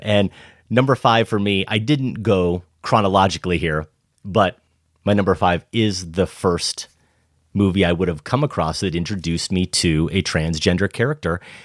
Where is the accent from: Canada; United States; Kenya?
United States; Iowa; But I'm growing up in Iowa.